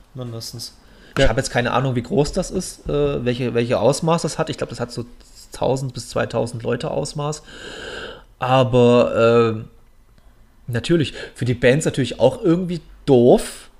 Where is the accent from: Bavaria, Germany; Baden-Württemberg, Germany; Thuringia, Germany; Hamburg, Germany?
Bavaria, Germany; Munich; moved away; in München unten, in meiner alten Heimat